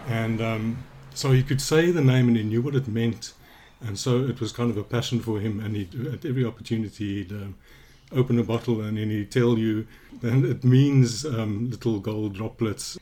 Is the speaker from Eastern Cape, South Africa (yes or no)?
no; Johannesburg, Gauteng, South Africa; I grew up in Johannesburg